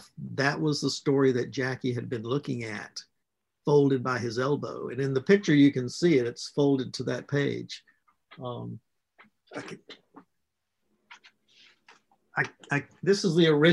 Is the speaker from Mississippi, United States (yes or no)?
yes; Mississippi, United States; I was raised in Mississippi